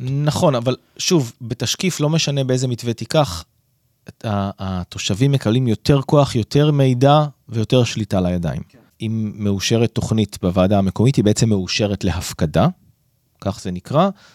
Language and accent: Hebrew; Northern District, Israel; אני גדלתי ביישוב קהילתי בצפון